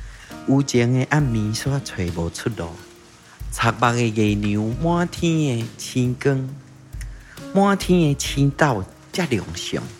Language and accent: Chinese; Tainan, Taiwan; first language Taiwanese Hokkien; Chinese is a second language; 对，我在台南生的。